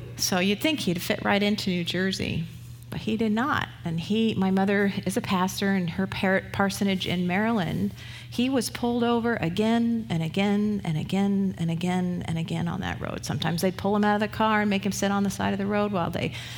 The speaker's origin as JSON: {"language": "English", "region": "England", "country": "United Kingdom", "also_born_or_lived": "Canada", "moved": "yes", "lives_now": "United States", "said": "I was from England"}